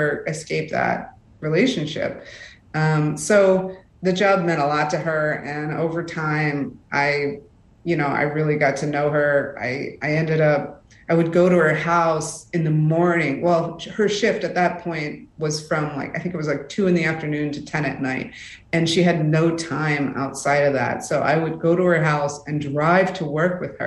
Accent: Rust Belt, United States; I am from the Rust Belt

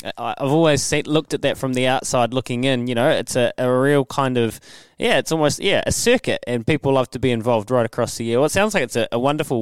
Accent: Leithfield, Canterbury, New Zealand; I remember growing up. I'm from Leithfield and went to Rangiora High School

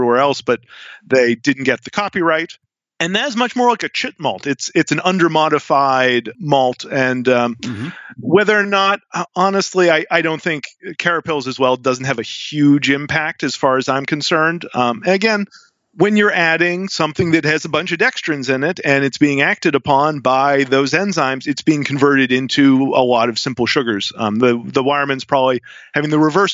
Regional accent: New England, United States; I'm from New England

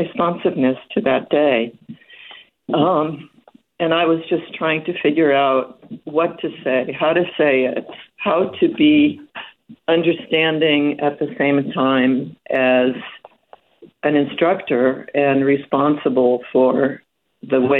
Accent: Hungary; also born or lived in Bay Area, United States; now in United States; I'm an immigrant from Hungary, and so as a child, I went through the revolution in 1956

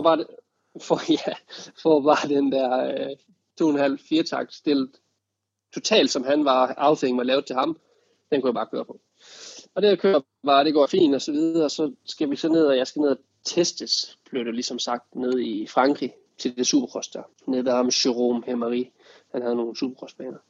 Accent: Denmark; når man var hjemme i Danmark, så havde jeg min, min fantastiske familie rundt omkring mig

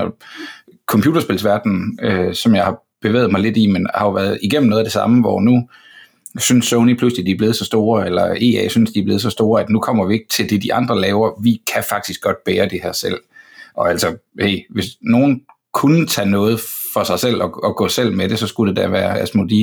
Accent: Denmark; jeg er fra Danmark

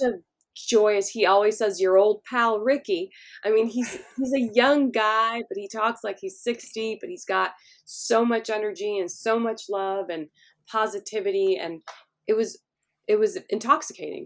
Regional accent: Los Angeles, California, United States; I grew up in Hollywood

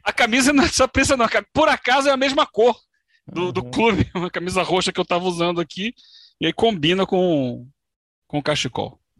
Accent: Brazil

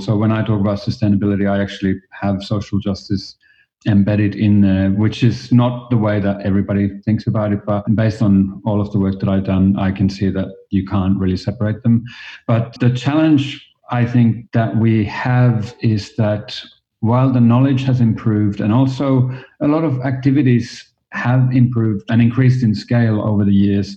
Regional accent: Finland; moved away as an adult; also born or lived in Australia; now in New York, United States; I am originally from Finland, and as you might hear a little bit from my accent, I moved to Australia

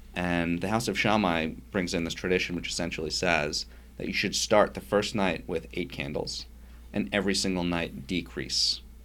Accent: Yonkers, New York, United States; I grew up in Yonkers, New York

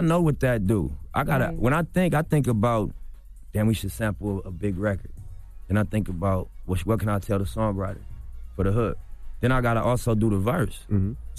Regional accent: Los Angeles, California, United States; I'm from L.A., bro. I'm from Rolling 60s.

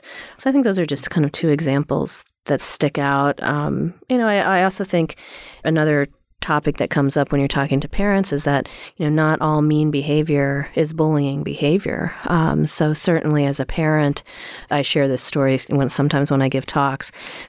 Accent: East Coast, United States; I grew up on the East Coast and had a group of friends

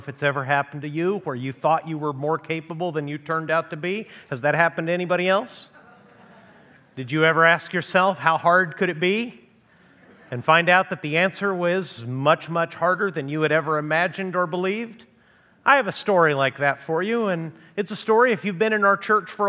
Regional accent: Mexico; also born or lived in United States; you know I grew up in Mexico, and that means that when my parents took a year in my seventh grade year of schooling to come back to the United States

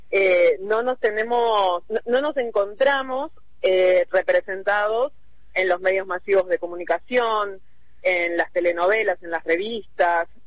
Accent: Buenos Aires, Argentina; mi caso, siendo que siempre viví en la ciudad de Buenos Aires, bueno, cuando empiezo a hablar y ven que soy porteña

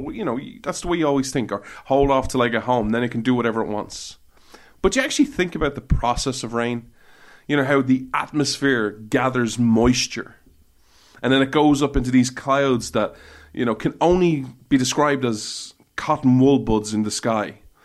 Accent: Ireland; When I was growing up in Ireland

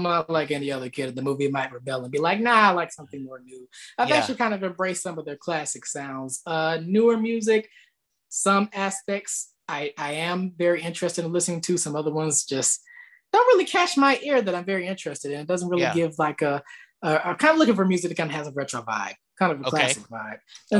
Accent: the South, United States; Well, I live down here in the South and I've been raised down here all of my life, basically.

